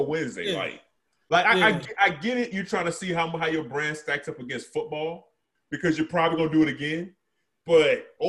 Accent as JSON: {"language": "English", "region": "South Carolina", "country": "United States", "moved": "yes", "said": "I'm from South Carolina"}